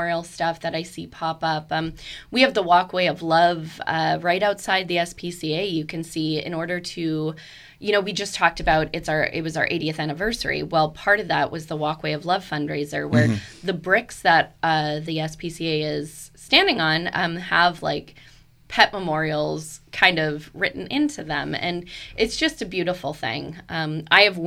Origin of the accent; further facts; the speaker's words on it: Canada; now in Fredericksburg, United States; I'm Canadian